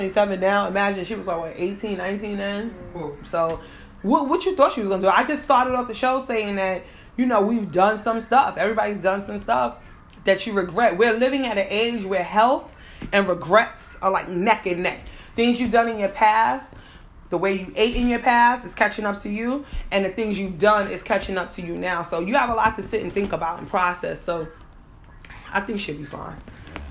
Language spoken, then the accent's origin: English; New York City, New York, United States; I'm from the Bronx